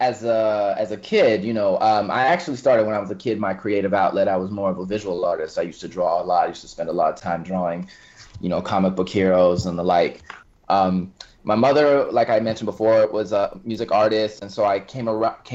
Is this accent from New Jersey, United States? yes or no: no; Los Angeles, California, United States; moved away as an adult; now in New York, United States; I grew up in Los Angeles, moved to New York about 6 years ago